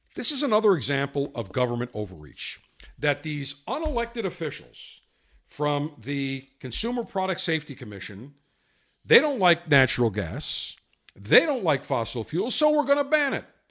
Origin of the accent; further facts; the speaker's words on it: Buffalo, New York, United States; when I grew up in Buffalo, had an electric oven